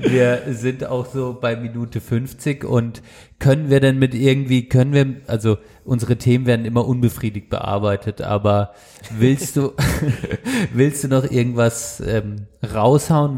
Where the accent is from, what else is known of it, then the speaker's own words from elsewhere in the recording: Baden-Württemberg, Germany; bei uns in Südbaden